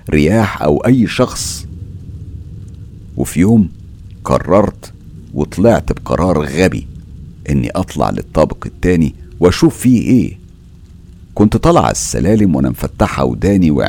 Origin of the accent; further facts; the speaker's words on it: Biskra, Biskra Province, Algeria; من الجزائر وبالضبط من ولاية بسكرة